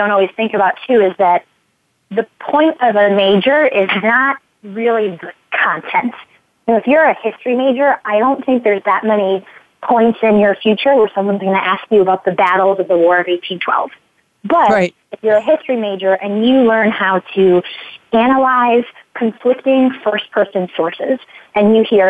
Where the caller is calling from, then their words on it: California, United States; I'm calling you from California